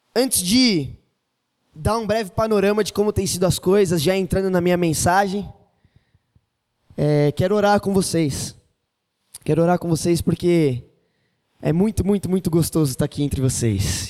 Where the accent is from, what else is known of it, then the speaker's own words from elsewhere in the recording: São Paulo, Brazil; accent: paulista; moved away as an adult; now in Minas Gerais, Brazil; ainda não estou com o sotaque mineiro, ainda permaneço com as canções paulistas em minhas melodias. Eles falam que eu tenho o sotaque, embora paulista não tenha sotaque